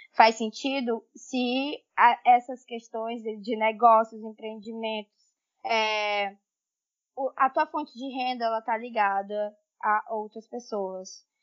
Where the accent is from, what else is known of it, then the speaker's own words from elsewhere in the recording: Tailândia, Pará, Brazil; also born or lived in Belém / Amapá; now in Pará, Brazil; Sim, eu sou amazônida, sou do interior do estado do Pará, uma cidade que se chama Tailândia.